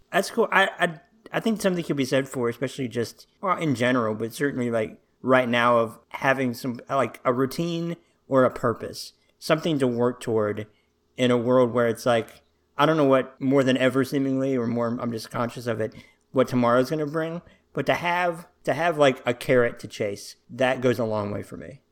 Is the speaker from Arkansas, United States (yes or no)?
yes; Little Rock, Arkansas, United States; also born or lived in Washington, D.C.; I'm from Arkansas. I've been here as long as I can remember